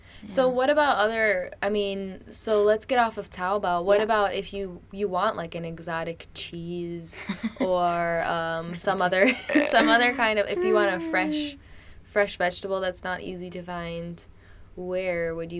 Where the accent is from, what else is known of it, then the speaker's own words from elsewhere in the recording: Wisconsin, United States; now in Shenzhen, China; I'm from Wisconsin